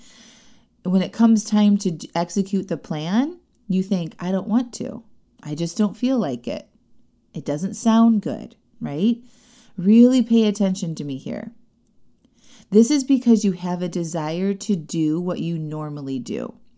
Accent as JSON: {"language": "English", "town": "Chesterton", "region": "Indiana", "country": "United States", "tie": "born or raised there", "moved": "yes", "said": "my hometown, Chesterton, Indiana"}